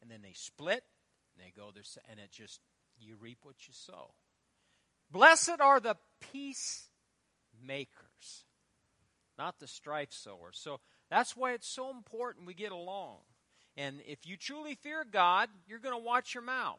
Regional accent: Fairbury, Nebraska, United States; my hometown of Fairbury

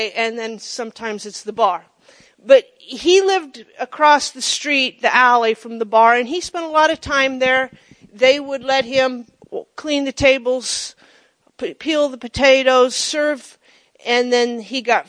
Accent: Monroe, United States; my hometown of Monroe

